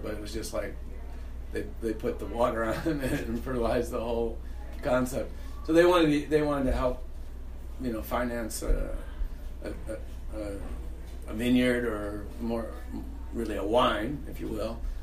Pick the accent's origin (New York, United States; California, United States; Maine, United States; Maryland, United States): New York, United States; Niagara County; I grew up in Niagara County, New York State